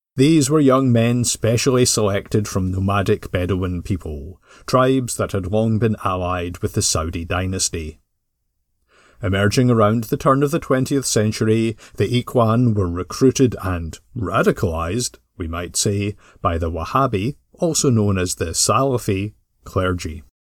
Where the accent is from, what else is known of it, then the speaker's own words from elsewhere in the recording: Glasgow, Scotland, United Kingdom; growing up in Glasgow